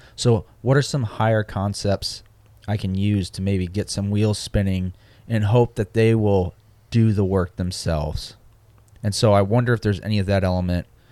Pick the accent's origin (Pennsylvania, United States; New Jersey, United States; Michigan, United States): Michigan, United States; moved away; I'm from Michigan